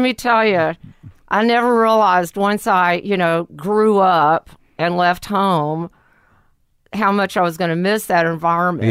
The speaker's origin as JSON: {"language": "English", "town": "Lake Charles", "region": "Louisiana", "country": "United States", "tie": "born or raised there", "also_born_or_lived": "New Orleans", "said": "I was born in Lake Charles"}